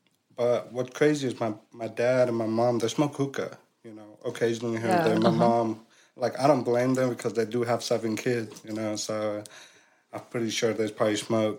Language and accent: English; California, United States; I grew up in California, but I have six older brother. I'm the seventh.